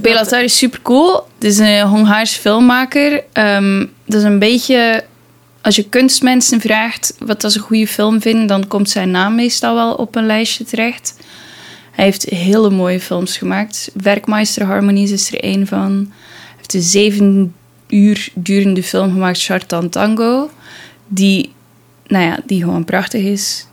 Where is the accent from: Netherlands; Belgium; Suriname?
Belgium; als Belg